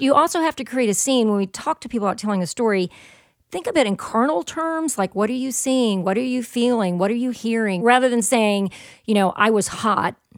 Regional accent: the South, United States; I'm from the South

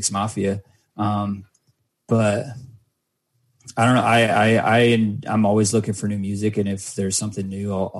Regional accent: Mesa, Arizona, United States; my hometown, Mesa, Arizona

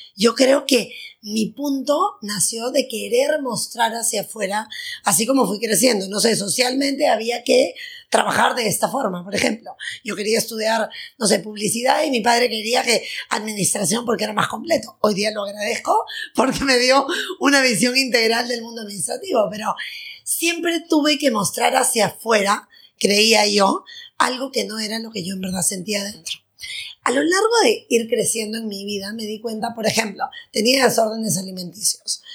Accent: Lima, Peru; nací, soy peruana, nací en Lima, tengo 43 años

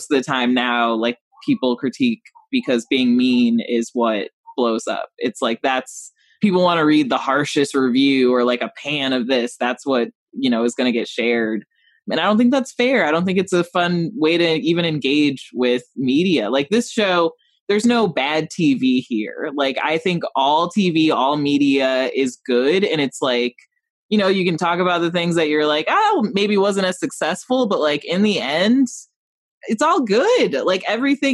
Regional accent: Rockford, Illinois, United States; growing up in Rockford

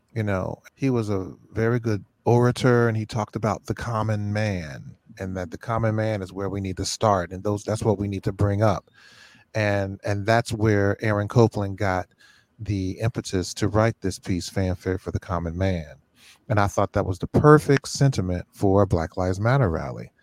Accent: Cincinnati, Ohio, United States; now in Rochester, United States; I was from Cincinnati. I came to Rochester

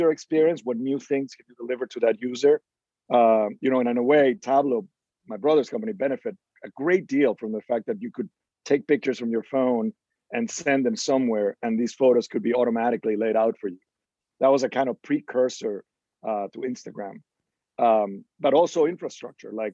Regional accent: Venezuela; moved away; we grew up in Venezuela, and my dad was an electric engineer and ran the operations side of the telephone company for the country

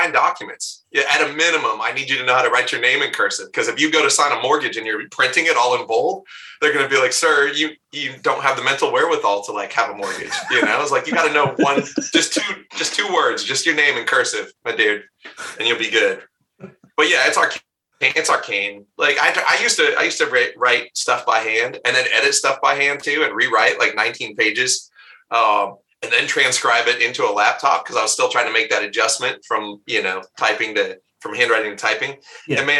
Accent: Bend, Oregon, United States; as a kid growing up in Bend, Oregon

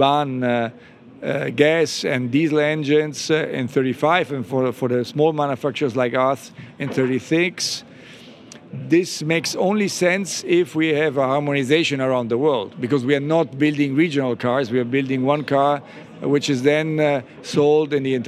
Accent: Italy; Growing up in Italy, it was all about motorbikes

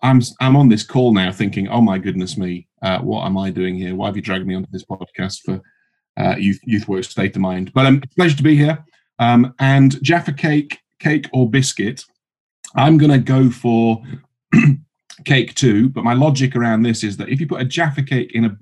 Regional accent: Yorkshire and the Humber, United Kingdom; also born or lived in South East London; now in London, United Kingdom; I live in South East London. I'm originally from Yorkshire.

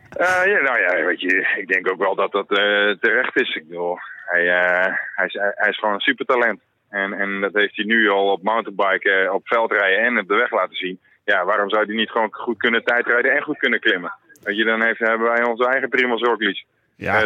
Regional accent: Netherlands

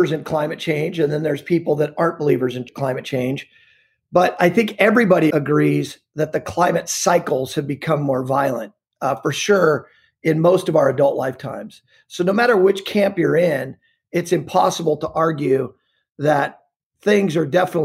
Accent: Montana, United States; now in The Woodlands, United States; I was born and raised in Montana

